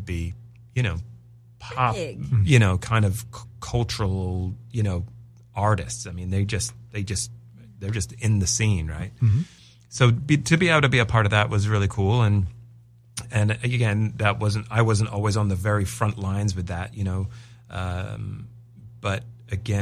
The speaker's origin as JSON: {"language": "English", "region": "England", "country": "United Kingdom", "moved": "yes", "said": "I am English"}